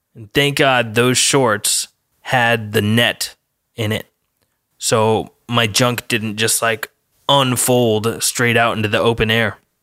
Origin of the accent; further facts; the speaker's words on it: Colorado, United States; I'm from Colorado, so we don't have any surfing out there